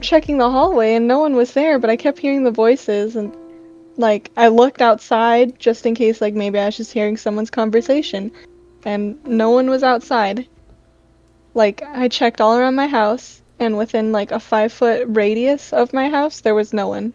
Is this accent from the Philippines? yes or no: yes; Philippines; I'm Filipino, so like I grew up with like a Catholic household